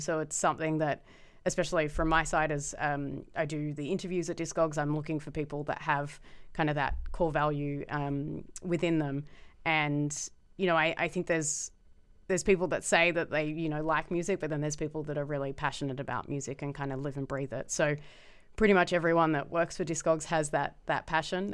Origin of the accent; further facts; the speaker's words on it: Melbourne, Victoria, Australia; moved away as an adult; now in Amsterdam, Netherlands; growing up in Melbourne in the, like, nineties and early noughties